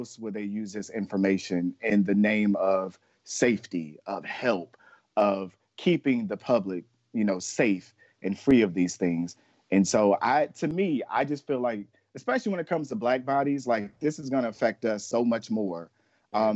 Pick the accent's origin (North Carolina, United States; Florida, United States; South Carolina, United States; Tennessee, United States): Florida, United States; my home state of Florida